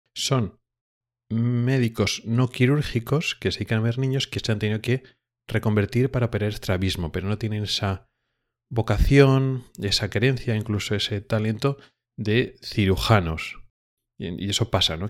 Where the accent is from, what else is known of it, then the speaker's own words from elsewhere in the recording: Spain; moved away as an adult; now in Gothenburg, Sweden; venimos de España